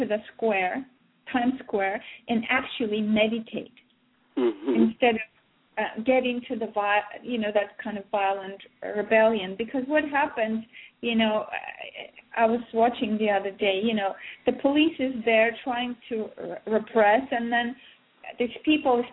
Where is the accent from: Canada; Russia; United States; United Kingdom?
Russia; I was born in Soviet Russia